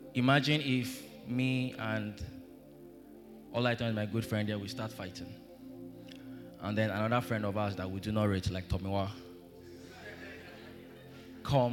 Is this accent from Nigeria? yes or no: yes; Nigeria; I grew up in Lorient